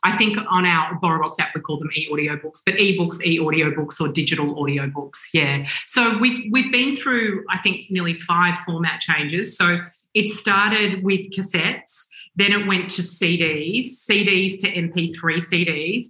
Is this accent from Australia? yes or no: yes; Australia; being Australian, and always feeling, not that we feel like this anymore, as an Australian company